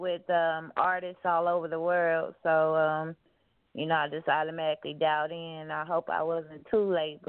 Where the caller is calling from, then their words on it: Kansas, United States; Oh, yes, man. I'm calling from Kansas.